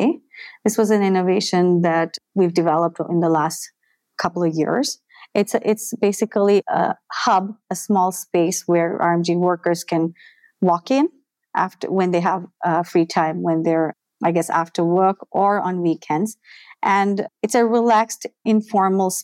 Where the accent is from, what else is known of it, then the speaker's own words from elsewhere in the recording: Dhaka, Dhaka Division, Bangladesh; I'm born and bred in Dhaka, totally Bangladeshi